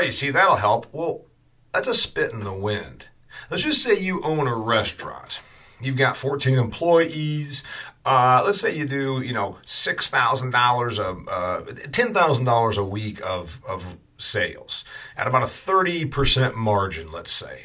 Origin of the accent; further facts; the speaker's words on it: Indiana, United States; my home state of Indiana